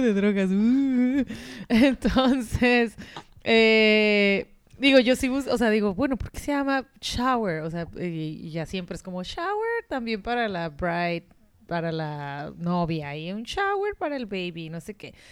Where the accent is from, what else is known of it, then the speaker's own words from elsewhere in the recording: Mexico; de México